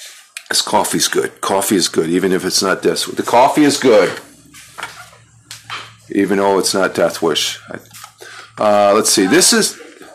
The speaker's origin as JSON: {"language": "English", "region": "upstate New York", "country": "United States", "tie": "born or raised there", "also_born_or_lived": "Minnesota", "said": "I was born in Minnesota. I grew up here. The family moved out here from Minnesota back when I was 5 years old. So, but I grew up here, so I consider myself a New Yorker, sort of an immigrant into New York."}